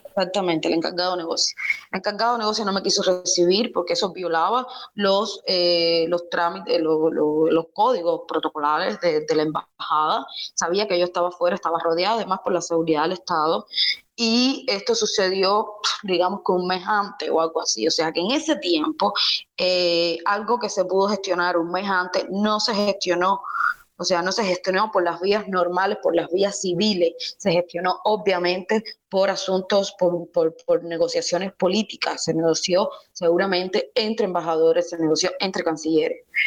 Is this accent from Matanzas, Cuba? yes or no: no; Cienfuegos, Cuba; moved away; also born or lived in Ciudad Nuclear / Havana; salí de Cienfuegos, luego salí de la ciudad nuclear, luego para Cienfuegos, de Cienfuegos para La Habana